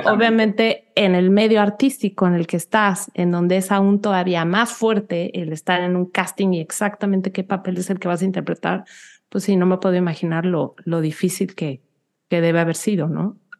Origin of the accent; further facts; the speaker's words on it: Mexico City, Mexico; moved away as an adult; now in United States; yo soy de la Ciudad de México